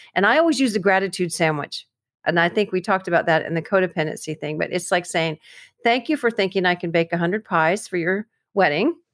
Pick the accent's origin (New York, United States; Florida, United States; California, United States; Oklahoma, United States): Florida, United States; I'm from Florida